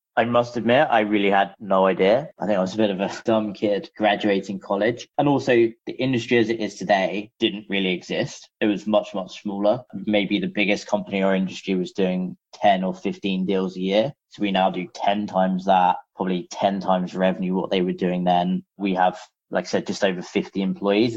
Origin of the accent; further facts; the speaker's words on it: London, United Kingdom; moved away as an adult; now in San Francisco, United States; I'm actually originally from London, hence why our one of our offices is still in London